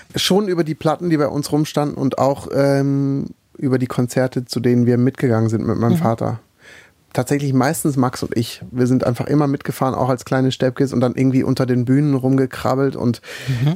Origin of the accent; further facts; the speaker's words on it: Black Forest, Baden-Württemberg, Germany; Ich komme ja aus dem Schwarzwald